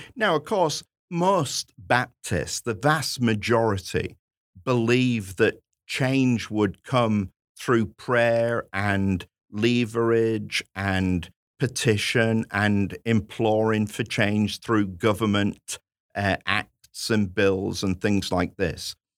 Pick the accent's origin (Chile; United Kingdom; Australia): United Kingdom